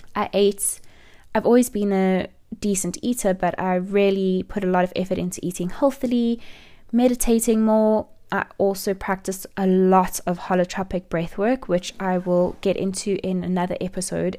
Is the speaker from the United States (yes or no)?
no; South Africa; also born or lived in Johannesburg; I'm from South Africa and I live in Johannesburg.